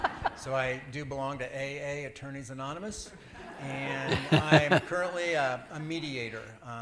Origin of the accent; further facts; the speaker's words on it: Illinois, United States; I was born and raised in a small farming community in Illinois, and I was raised in the Methodist Church. I was baptized in the Methodist Church